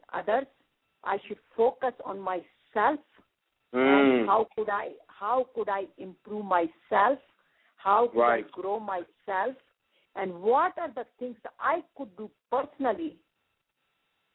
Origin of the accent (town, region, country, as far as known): India; moved away as an adult; now in United States